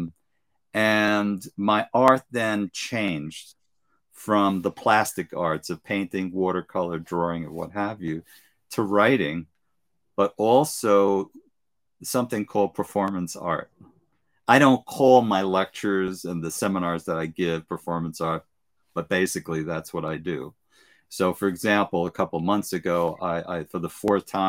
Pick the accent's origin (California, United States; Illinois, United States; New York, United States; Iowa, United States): New York, United States; New York City; I was brought up in East New York and the government projects with gangs.